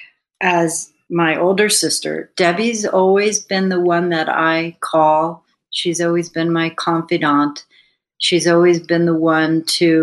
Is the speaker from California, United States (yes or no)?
no; New Jersey, United States; We grew up in New Jersey, suburbia